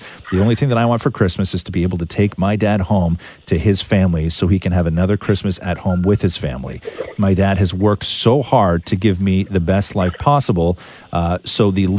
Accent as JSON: {"language": "English", "country": "Canada", "tie": "born there", "said": "I was born here in Canada and have only been able to meet my family in the UK a few times."}